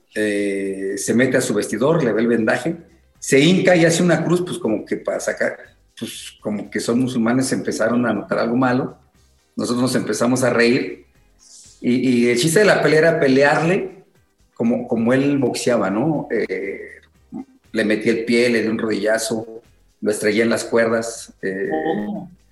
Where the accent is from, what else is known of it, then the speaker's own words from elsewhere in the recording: Mexico City, Mexico; yo soy de Iztacalco, de los picos Iztacalco, allá en la Ciudad de México. Eh, diario nos teníamos que pelear dos o tres veces en la escuela